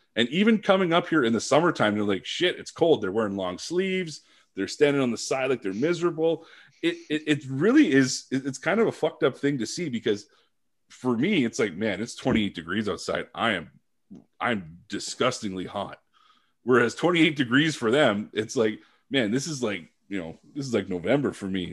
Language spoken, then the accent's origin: English; Sudbury, Ontario, Canada; moved away as an adult; also born or lived in Ottawa / Vancouver; I come from Sudbury.